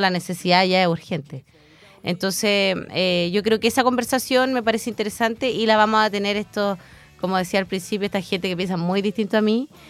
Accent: Chillán, Ñuble, Chile; fui criada en Chillán con una abuela muy, muy machista

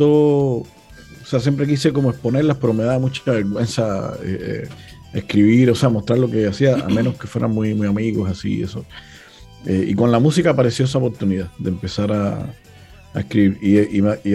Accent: Cuba; now in Chile; Y ahora también soy chileno, imagínate. o sea, como siempre digo, soy más, cubano que, el mojito

